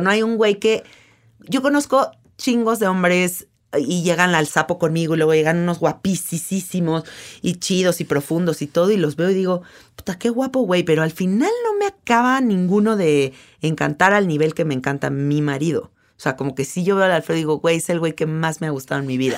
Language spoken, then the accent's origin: Spanish; Mexico; soy mexicana